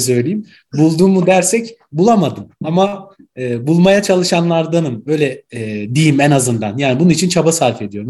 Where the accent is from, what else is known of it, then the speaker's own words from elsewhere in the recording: Ankara, Turkey; also born or lived in Gaziantep; Ankara doğumluyum. Aslen Gaziantep'liyim